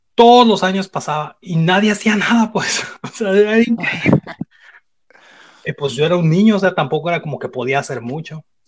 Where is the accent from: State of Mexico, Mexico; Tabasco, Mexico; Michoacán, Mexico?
Michoacán, Mexico; Uruapan; moved away; yo crecí en Michoacán